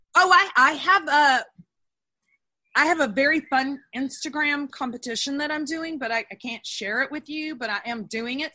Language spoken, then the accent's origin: English; Texas, United States; also born or lived in Los Angeles, United States; I'm a Texan.